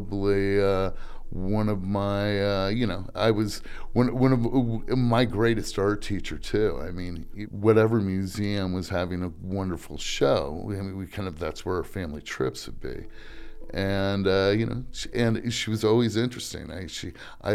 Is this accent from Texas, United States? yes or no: no; Lincoln, Nebraska, United States; also born or lived in New York; I was born in New York, but really I grew up in Lincoln, Nebraska